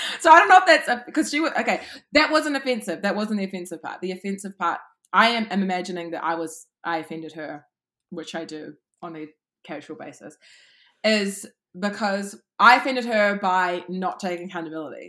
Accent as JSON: {"language": "English", "region": "Auckland", "country": "New Zealand", "tie": "born or raised there", "said": "I grew up in Auckland, mainly West Auckland."}